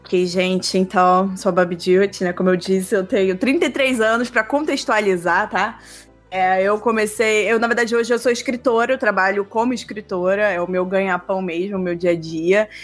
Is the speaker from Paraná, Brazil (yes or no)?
no; Rio de Janeiro, Brazil; also born or lived in Alto Paraíso de Goiás, Goiás; now in São Paulo, Brazil; Sou carioca, sou carioca. Hoje eu moro em São Paulo, já faz uns quatro anos. É, mas eu sou do Rio de Janeiro